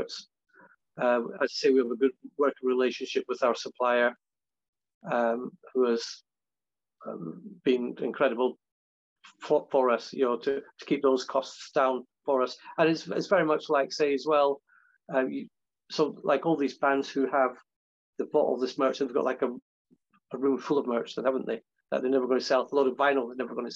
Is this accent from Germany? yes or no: no; Scotland, United Kingdom; I'm Scottish